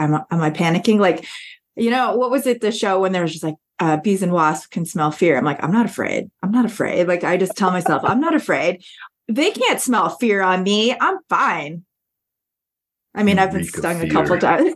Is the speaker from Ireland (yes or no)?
no; Canada; now in Nebraska, United States; I'm Canadian.